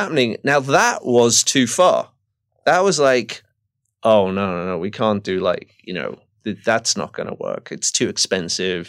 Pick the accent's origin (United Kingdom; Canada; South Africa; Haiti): United Kingdom; England; moved away; growing up in Margaret Thatcher's kind of England